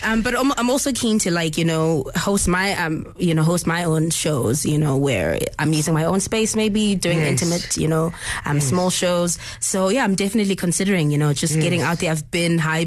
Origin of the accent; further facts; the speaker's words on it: Soweto, Gauteng, South Africa; first language Zulu; English is a second language; Soweto, where, you know, the my place of birth